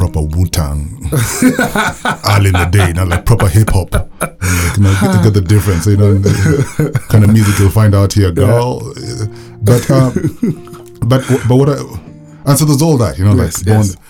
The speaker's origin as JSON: {"language": "English", "country": "Kenya", "tie": "born or raised there", "said": "when we were growing up in Aban in the 80s here"}